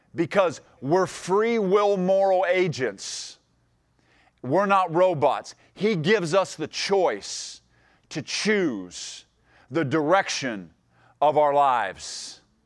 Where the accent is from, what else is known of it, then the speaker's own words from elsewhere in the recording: Ohio, United States; moved away; I grew up in Ohio, and, and my mom and dad are still there